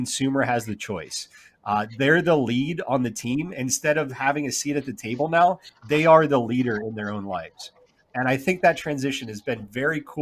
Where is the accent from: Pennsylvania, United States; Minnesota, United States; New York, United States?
Pennsylvania, United States; Philadelphia; now in Alabama, United States; I grew up in Philadelphia, and I would come down here and visit my grandparents during the summers